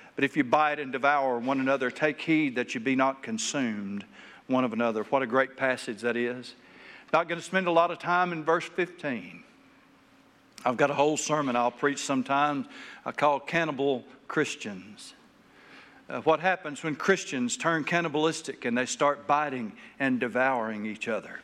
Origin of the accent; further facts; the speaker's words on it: Taylor, Arkansas, United States; I grew up in Taylor, Arkansas